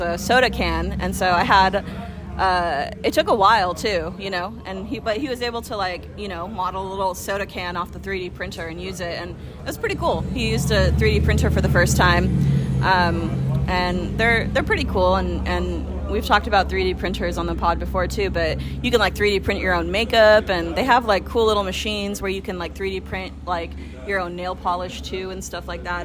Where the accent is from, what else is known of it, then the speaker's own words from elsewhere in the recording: Folsom, California, United States; the town that I grew up in in Folsom